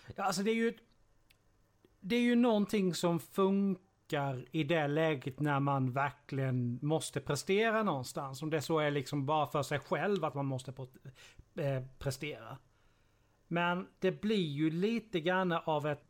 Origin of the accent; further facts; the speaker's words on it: Sweden; som infödd svensk